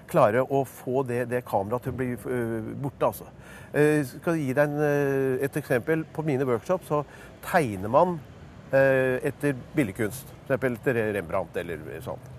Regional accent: New York, United States; now in Norway; Så tror de det er mye finere fordi jeg er fra New York.

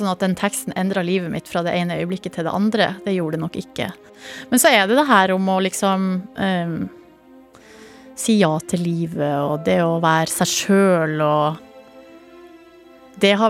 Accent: Hamarøy, Nordland, Norway; så er det veldig ofte Hamarøy og hjemstedet mitt som dukker opp.

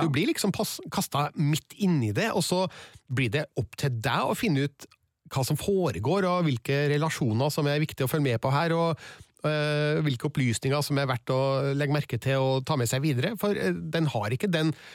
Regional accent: Trøndelag, Norway; jeg og du, vi er trøndere

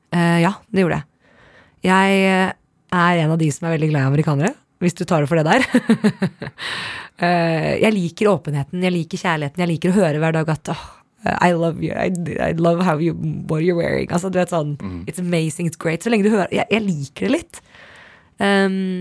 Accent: Norway; moved away as an adult; also born or lived in United States; hjemme i Norge

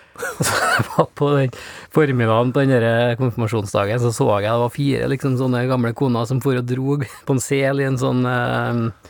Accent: Greenland; Der jeg kommer fra, setter du fram sådd.

